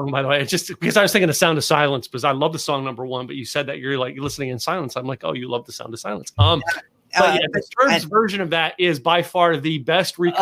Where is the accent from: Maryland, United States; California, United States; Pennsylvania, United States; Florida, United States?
Pennsylvania, United States; now in Texas, United States; I moved here. I moved to Texas from Pennsylvania.